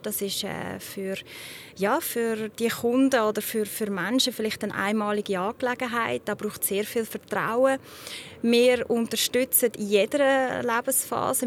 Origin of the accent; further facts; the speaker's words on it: Zug, Switzerland; Ich bin selber in Zug aufgewachsen, ich kenne das Gebiet bestens